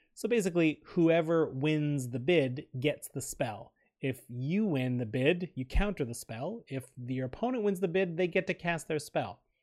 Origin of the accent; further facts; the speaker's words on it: Canada; We're proud Canadian podcasters